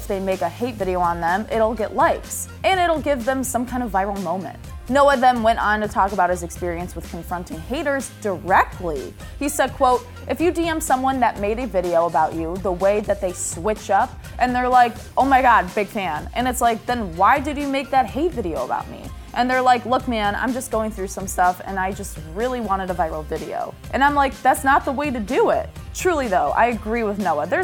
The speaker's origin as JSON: {"language": "English", "town": "Chicago", "region": "Illinois", "country": "United States", "accent": "Chicago", "said": "my like Chicago accent"}